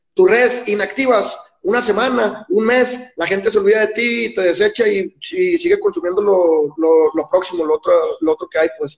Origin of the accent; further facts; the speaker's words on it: Guadalupe, Nuevo León, Mexico; moved away as an adult; also born or lived in Mexico City; now in Guadalajara, Mexico; yo soy de Guadalupe, Nuevo León, que es un municipio al lado de Monterrey